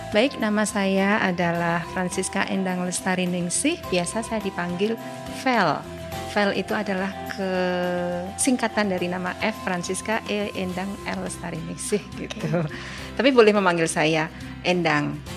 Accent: Yogyakarta, Special Region of Yogyakarta, Indonesia; Baik, lalu saya sejak lahir di Yogyakarta gitu ya.

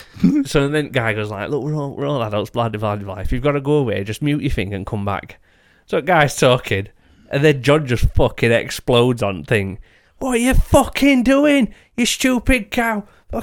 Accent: Doncaster, Yorkshire and the Humber, United Kingdom; I'm from Doncaster.

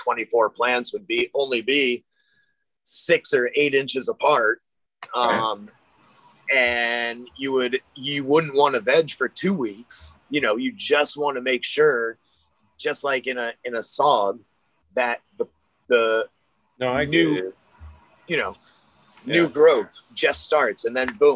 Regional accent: Maine, United States; I'm from Maine

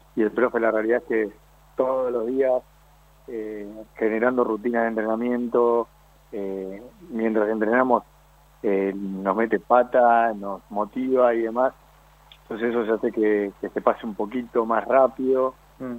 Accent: Buenos Aires, Argentina

